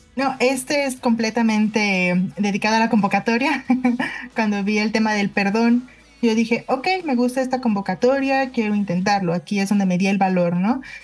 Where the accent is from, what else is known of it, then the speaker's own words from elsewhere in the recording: Mexico City, Mexico; Yo soy de la Ciudad de México, aquí nací, crecí